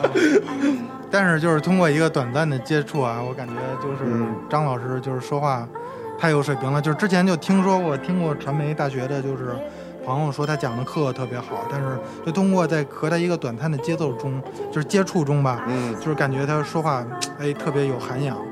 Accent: Beijing, China; moved away as an adult; 我说来自北京

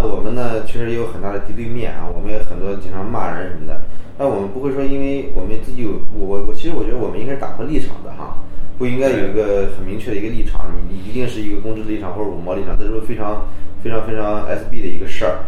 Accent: China; 你以我们中国人的角度衡量

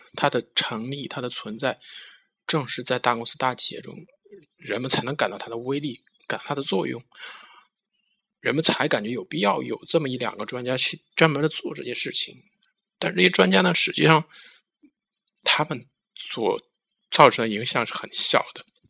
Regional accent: China; 我们中国人

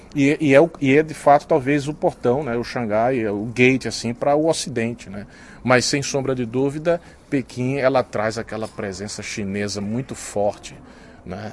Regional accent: Brazil; now in China

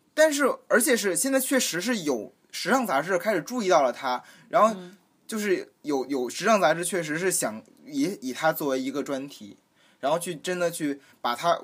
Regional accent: Beijing, China; 身为一个北京人

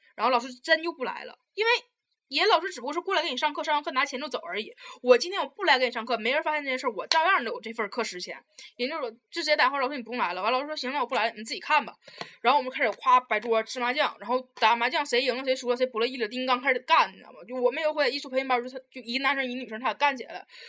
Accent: Taiwan; 我是来自台湾的

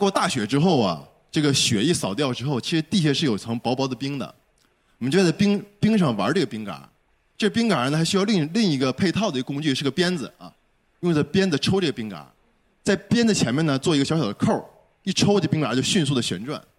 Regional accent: Shenyang, Liaoning, China; 我因为是沈阳人嘛

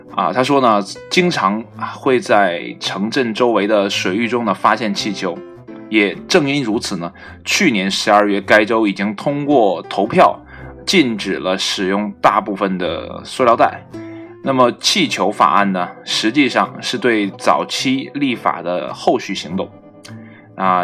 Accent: China; 我们中国人

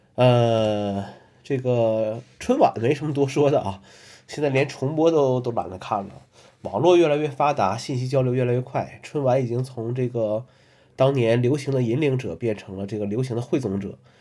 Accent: Northeast China, China; also born or lived in Kunming; now in Hangzhou, China; 从小在东北

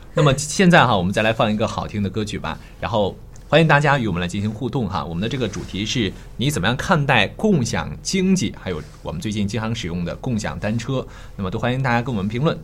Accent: Qingdao, Shandong, China; moved away as an adult; now in Jinan, China; 我是青岛的

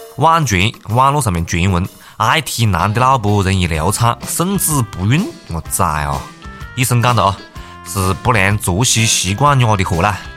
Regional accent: China; 作为中国人，我只能讲一句：我们是韩国人的祖宗，

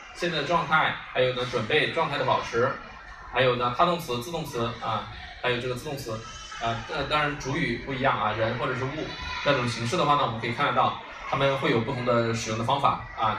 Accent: China; 我们中国人

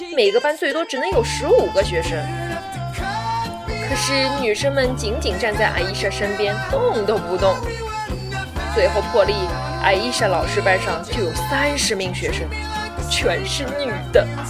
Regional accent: China; moved away as an adult; now in United Kingdom; 我来自中国大陆

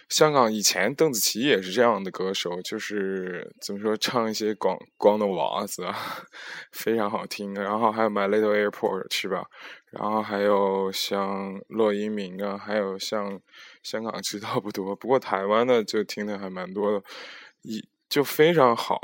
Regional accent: Henan, China; 河南的我的家乡

